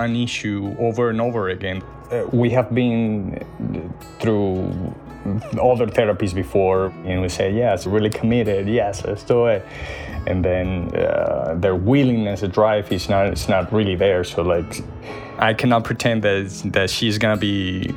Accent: Venezuela; moved away as an adult; now in Florida, United States; I am from Venezuela. So I came to the U.S. maybe 6 years ago

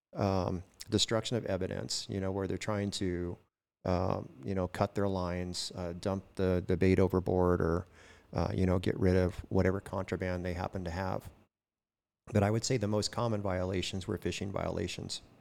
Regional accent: Oildale, California, United States; born or raised there; also born or lived in Kern County

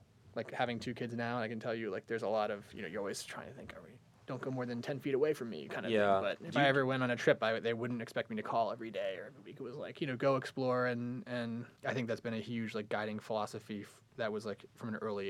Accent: United States; moved away; also born or lived in Singapore / South Florida / Philadelphia; I ended up growing up in South Florida and then suburban Philadelphia.

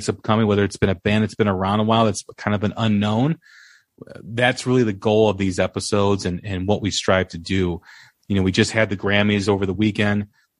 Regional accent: Chicago, Illinois, United States; Even though I'm from Chicago, I always head up to Milwaukee

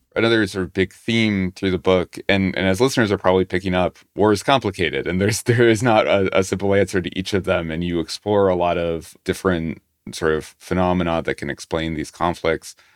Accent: United States; as an American

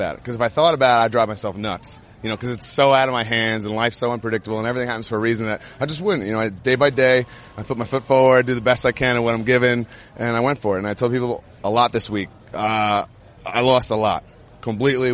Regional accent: United States; to be here in my hometown

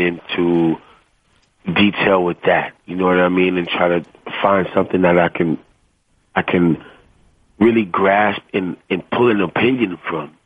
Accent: the South, United States; I'm, I'm from the South

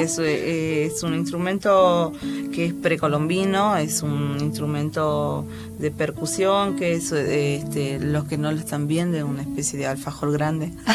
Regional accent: Angastaco, Salta, Argentina; moved away; yo soy de los valles calchaquíes de Salta, eh, en un pueblito que se llama Angastaco

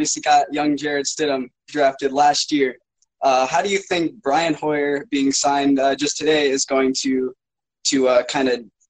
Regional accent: Asheville, North Carolina, United States; Hey, I'm actually from Asheville

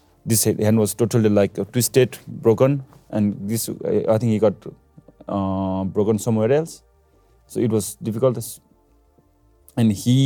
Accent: Nepal; This epicenter was in my hometown, not in Everest Base Camp

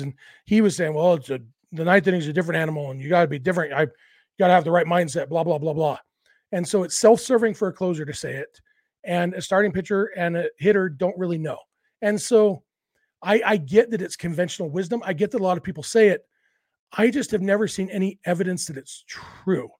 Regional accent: Southern California, United States; when I was a kid growing up in Southern California

